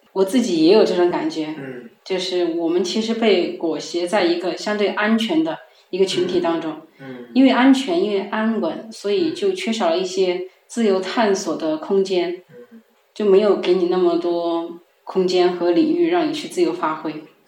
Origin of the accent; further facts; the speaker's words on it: Sichuan, China; accent: Sichuanese; first language Sichuanese; 因为我是四川人，我们说的四川话嘛，有的时候我想表达一个东西很着急的，我自动就会说成四川话